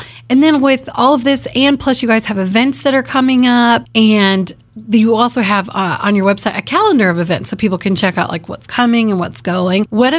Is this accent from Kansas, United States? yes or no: yes; Wichita, Kansas, United States; I grew up in Wichita for years.